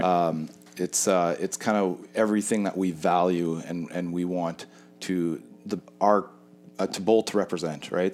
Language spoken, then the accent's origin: English; Winnipeg, Manitoba, Canada; I grew up in Winnipeg.